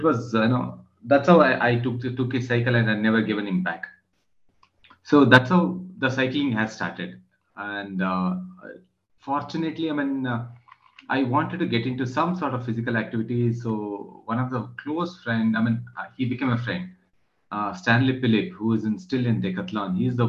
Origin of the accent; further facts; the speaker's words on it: Coorg, Karnataka, India; moved away as an adult; also born or lived in Mysore, India; now in Bangalore, India; I am from Coorg, born and brought up in Coorg, and studies and everything did in Mysore. And then I'm in Bangalore from 2008.